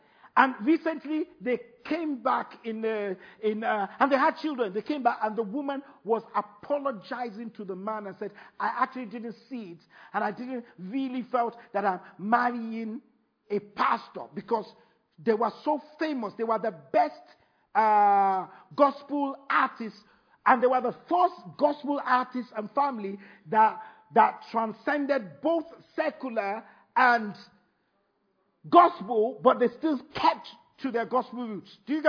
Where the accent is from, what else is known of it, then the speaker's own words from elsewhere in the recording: United Kingdom; Oh, frog. Sorry, see? That's why I'm British.